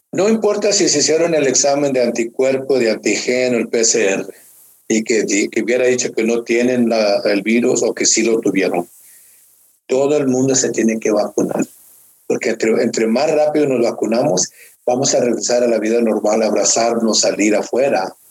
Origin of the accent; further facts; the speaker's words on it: Mexico; now in Norcross, United States; siendo yo mexicano